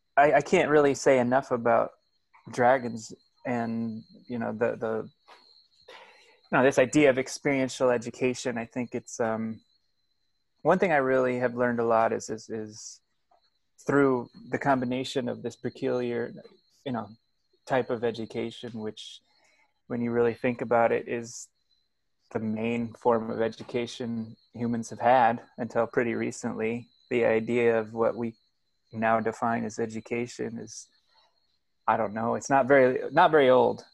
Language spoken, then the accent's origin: English; Springfield, Illinois, United States; I grew up in Illinois. I grew up uh, the son of a, a, preacher man in in uh, Springfield, Illinois